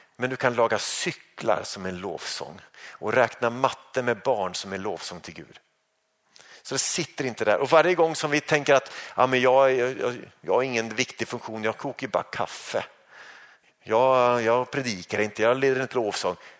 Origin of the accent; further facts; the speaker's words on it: Sweden; som svensk